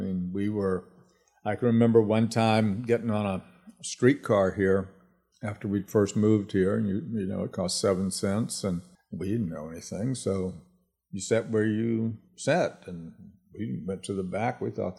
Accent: New Orleans, Louisiana, United States; also born or lived in Laramie, Wyoming / Colorado / Kentucky; Born in Laramie, Wyoming. Lived in Colorado for some years and then Kentucky, and then ended up in New Orleans when I was in elementary school. Graduated from high school here in New Orleans

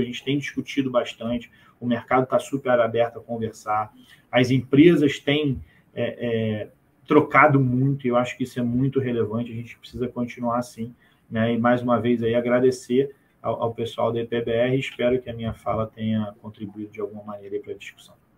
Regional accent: Brazil; a gente, como brasileiro

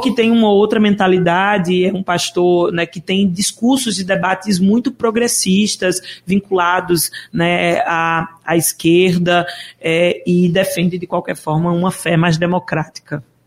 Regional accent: Caruaru, Pernambuco, Brazil; moved away as an adult; also born or lived in Recife; Eu sou de Caruaru, nascida e criada

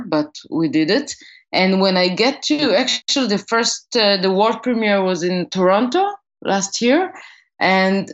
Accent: Acre, Northern District, Israel; my hometown in Akko, where I grew up. It's up north Israel

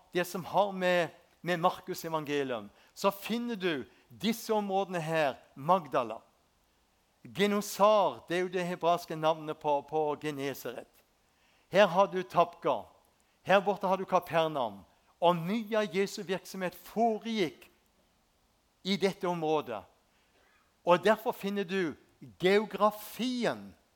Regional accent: Spangereid, Agder, Norway; Jeg vokste opp ute på Spangereid, ei en fin bygd.

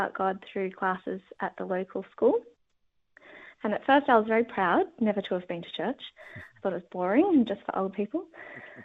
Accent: Sydney, New South Wales, Australia; Growing up in Sydney

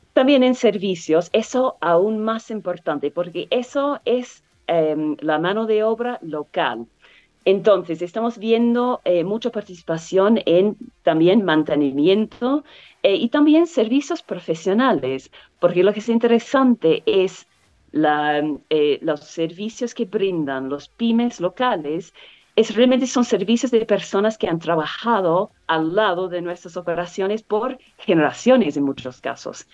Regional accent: New Zealand; Spanish is a second language; now in Chile; Originalmente de Nueva Zelanda

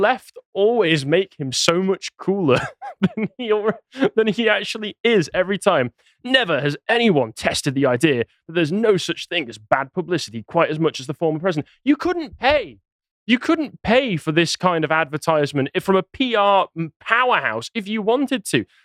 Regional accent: England, United Kingdom; I'm English

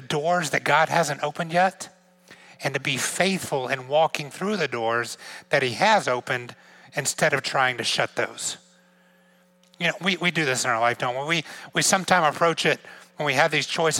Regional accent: Georgia, United States; moved away as an adult; also born or lived in outside of Atlanta, Georgia; now in New York, United States; I grew up in Georgia

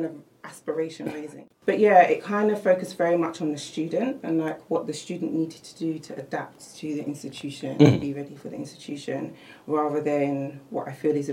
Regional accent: London, United Kingdom; I'm from Tottenham. I grew up around a lot of people that maybe didn't go to university

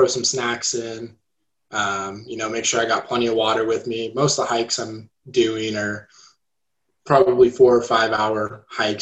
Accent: Placerville, California, United States; moved away as an adult; now in Chico, United States; growing up in Placerville, a lot of forests

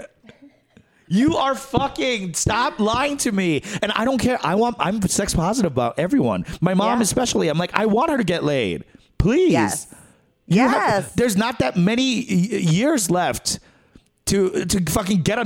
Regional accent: New York, United States; moved away as an adult; now in Los Angeles, United States; a New Yorker first

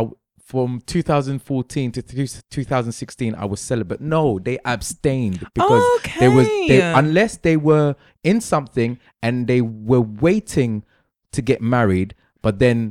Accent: London, United Kingdom; Just like the majority of Londoners, yeah? I was raised in London, so there's lots of things I say, fam, I say in it.

